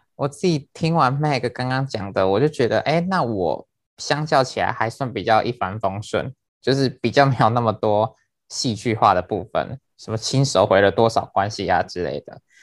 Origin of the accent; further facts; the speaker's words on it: Penghu County, Taiwan; 我是来自于澎湖